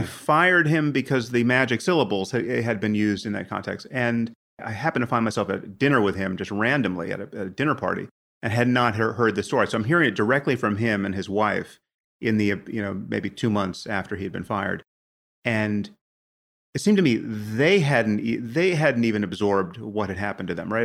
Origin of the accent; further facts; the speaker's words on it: United States; I'm from America